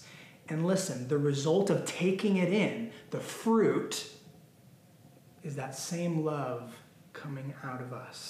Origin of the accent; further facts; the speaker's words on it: Temecula, California, United States; I have the privilege of living in the beautiful Temecula Valley, okay? It is the premier destination in Southern California for wine. It is literally known for wine. I grew up in the area